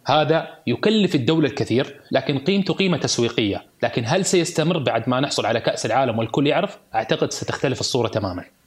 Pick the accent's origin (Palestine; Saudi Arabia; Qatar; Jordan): Qatar; انا مولود في قطر